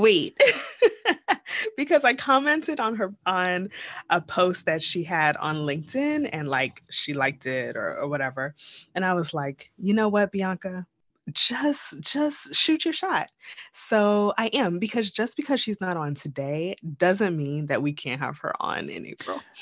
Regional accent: Jamaica; we're both Jamaican

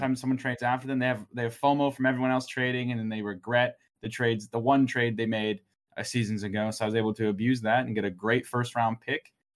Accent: Kansas City, Missouri, United States; I'm from Kansas City, so I'm a diehard Chiefs fan

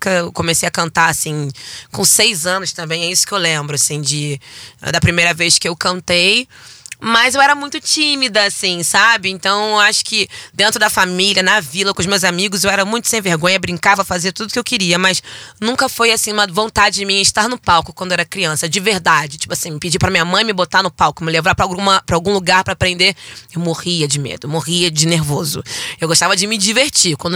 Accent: Natal, Rio Grande do Norte, Brazil; also born or lived in Rio de Janeiro; fui criada em Olaria até os meus seis anos de idade. E aí o meu pai, seu Djalma, ele é militar e ele foi transferido para Natal, Rio Grande do Norte.

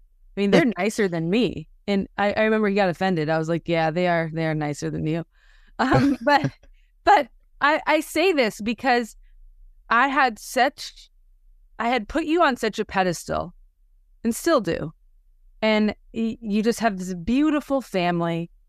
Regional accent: Wisconsin, United States; now in Houston, United States; I'm from Wisconsin. I live in Houston now, but hadn't really been to Waco.

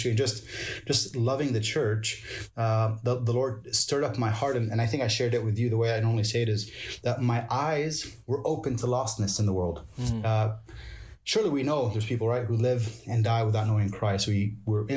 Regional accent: San Diego, California, United States; moved away as an adult; also born or lived in Kuwait; now in Lebanon; I was born in Kuwait. My father is Lebanese and Palestinian. My mom's Iraqi. But we had our my grandparents moved to San Diego. So actually, I grew up in Southern California

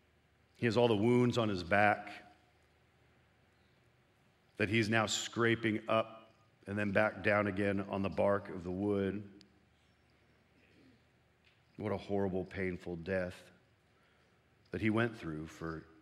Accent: Canada; moved away; I sometimes need to cross over the border to my homeland of Canada.

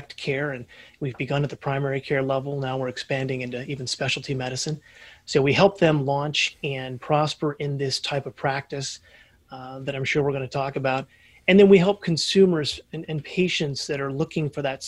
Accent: Indianapolis, Indiana, United States; Born and raised in Indianapolis, Indiana.

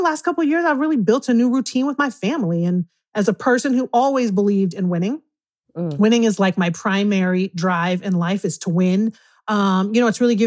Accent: Oakland, California, United States; now in Bend, United States; I am from East Oakland, but I live in Oregon. I live in Bend, Oregon

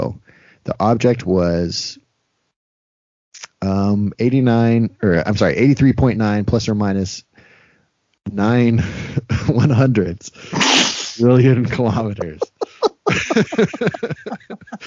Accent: United States; my American brain

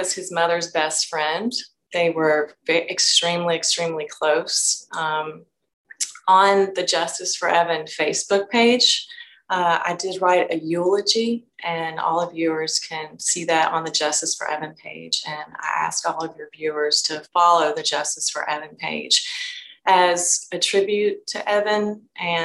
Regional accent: Frankfort, Kentucky, United States; I'm from Frankfort, which is the state capital of Kentucky

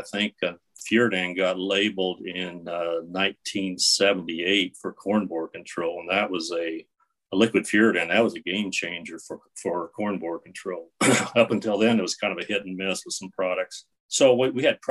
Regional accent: Kansas, United States; moved away as an adult; also born or lived in Texas / Nebraska; I grew up in Kansas on a small farm

